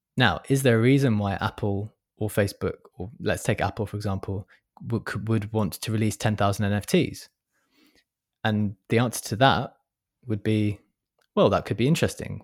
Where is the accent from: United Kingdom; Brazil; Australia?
United Kingdom; London; I'm a Londoner